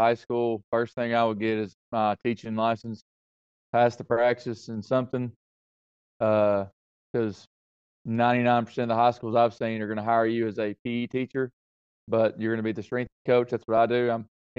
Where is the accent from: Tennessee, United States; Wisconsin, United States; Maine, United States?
Tennessee, United States; Scott County, East; moved away as an adult; now in Springfield, Tennessee, United States; I'm from East Tennessee, a little place, Scott County. Joined the Marine Corps out of high school